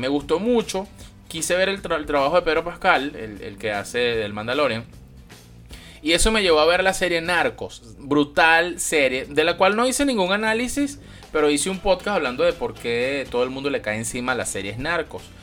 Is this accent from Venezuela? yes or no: yes; Venezuela; soy venezolano